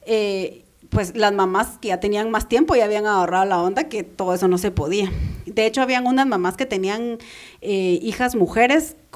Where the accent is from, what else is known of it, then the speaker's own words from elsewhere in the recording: Guatemala; soy guatemalteca